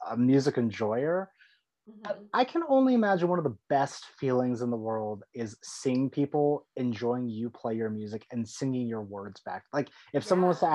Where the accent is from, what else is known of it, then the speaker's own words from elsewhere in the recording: San Diego, California, United States; I'm from San Diego